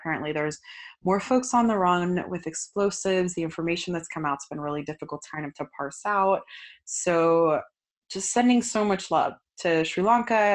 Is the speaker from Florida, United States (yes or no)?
yes; Florida, United States; I'm from Florida.